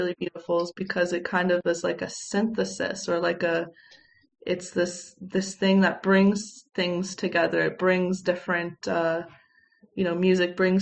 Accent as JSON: {"language": "English", "country": "Canada", "tie": "born or raised there", "said": "growing up in Canada"}